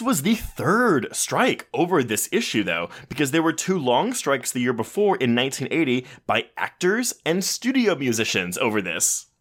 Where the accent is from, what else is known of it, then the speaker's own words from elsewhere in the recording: Richmond, Texas, United States; the house I grew up in in Richmond, Texas